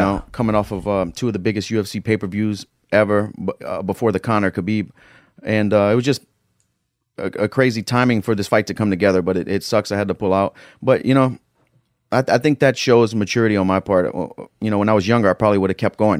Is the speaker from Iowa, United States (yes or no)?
no; Lafayette, Louisiana, United States; also born or lived in Florida; I'm from Northside of Lafayette, Louisiana. It's a tough area.